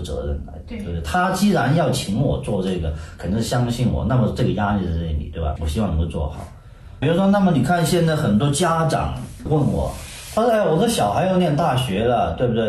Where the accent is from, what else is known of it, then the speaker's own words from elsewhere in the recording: China; moved away; 实际上我们以前的中国长大